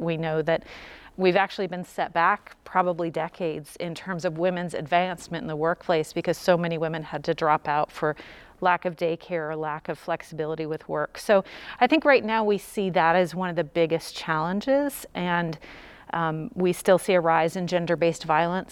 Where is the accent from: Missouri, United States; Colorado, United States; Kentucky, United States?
Kentucky, United States; Louisville; I'm from Louisville since age five